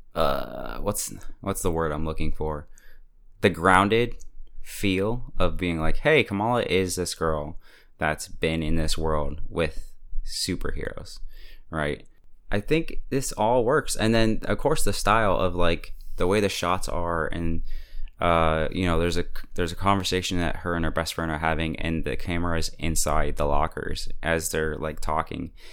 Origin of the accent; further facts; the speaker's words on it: United States; as an American